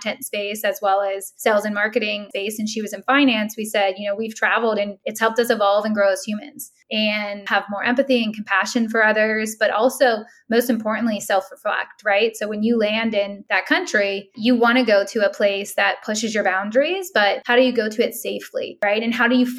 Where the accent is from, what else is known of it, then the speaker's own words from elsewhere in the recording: Pittsburgh, Pennsylvania, United States; moved away; also born or lived in New York; I'm from Pittsburgh in a small town